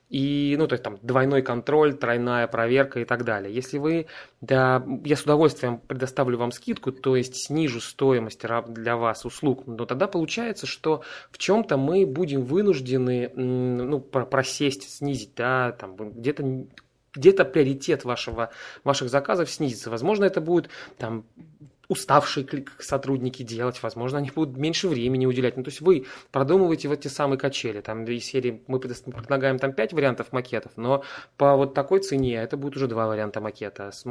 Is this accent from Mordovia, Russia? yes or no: no; Saint Petersburg, Russia; я из Петербурга, и я принимаю одновременно солнечные ванны.